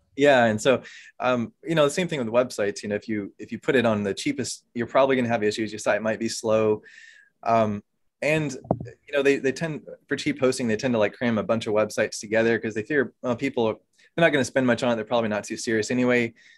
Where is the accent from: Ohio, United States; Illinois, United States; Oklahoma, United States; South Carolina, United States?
Oklahoma, United States; moved away as an adult; also born or lived in Virginia; now in Pennsylvania, United States; I'm originally from Oklahoma, though. Grew up there